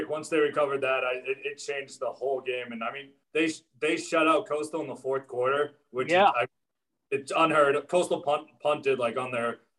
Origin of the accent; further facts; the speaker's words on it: Boston, Massachusetts, United States; moved away as an adult; now in South Carolina, United States; So I'm a Boston guy. I'm actually in South Carolina. I went to Coastal Carolina, born and raised in Boston.